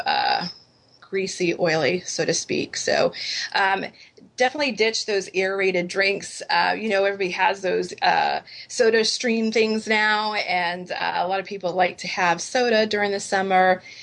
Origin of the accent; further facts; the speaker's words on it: New England, United States; I grew up in New England and we grew up at Dunkin' Donuts